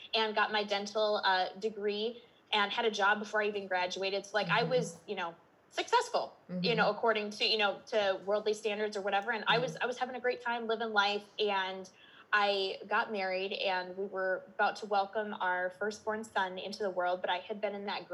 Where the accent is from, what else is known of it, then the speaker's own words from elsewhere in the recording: Minnesota, United States; I'm in Minnesota, if my accent didn't give me away already. I'm born and raised.